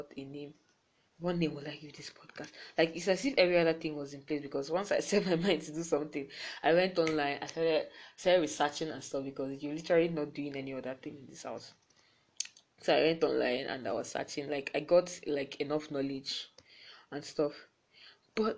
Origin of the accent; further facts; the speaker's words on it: Enugu, Enugu State, Nigeria; I'm from Enugu